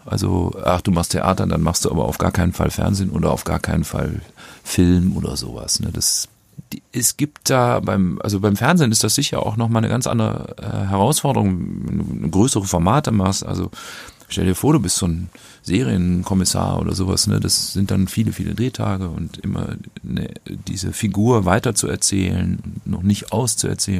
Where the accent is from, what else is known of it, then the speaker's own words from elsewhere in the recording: North Rhine-Westphalia, Germany; von der kleinen Gemeinde, wo ich groß geworden bin